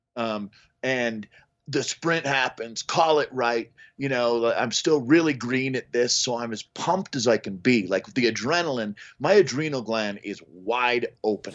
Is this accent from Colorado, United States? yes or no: yes; Boulder, Colorado, United States; I grew up in South Boulder where Chris Weary grew up